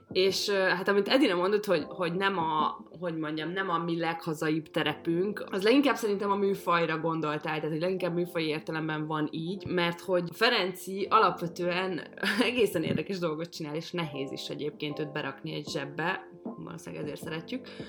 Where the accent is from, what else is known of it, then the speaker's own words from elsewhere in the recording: Hungary; ezek a gyökereim, és magyar vagyok